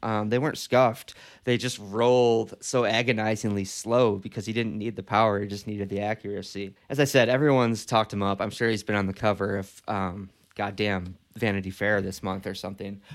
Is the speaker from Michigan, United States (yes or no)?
yes; Detroit, Michigan, United States; my hometown of Detroit